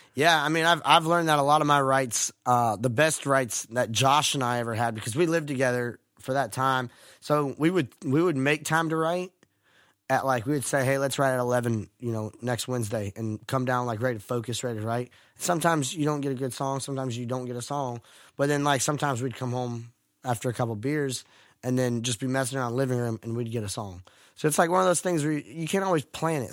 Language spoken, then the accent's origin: English; Stuart, Florida, United States; moved away as an adult; now in Nashville, United States; I grew up in Stuart, Florida